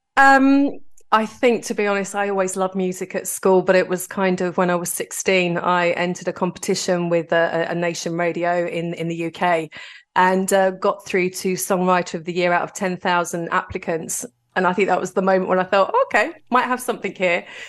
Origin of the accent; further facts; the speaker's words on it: London, United Kingdom; I'm from Greenwich in southeast London